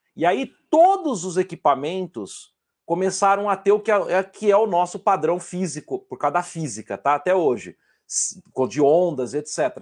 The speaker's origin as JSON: {"language": "Portuguese", "town": "São Carlos", "region": "São Paulo", "country": "Brazil", "also_born_or_lived": "Rio Claro", "said": "sendo São Carlense"}